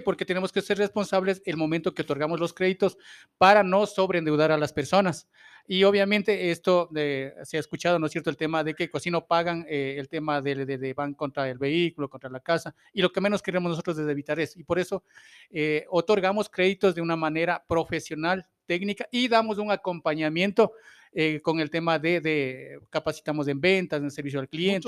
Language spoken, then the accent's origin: Spanish; Ambato, Tungurahua, Ecuador; como parte de, de, de esa ciudad, soy ambateño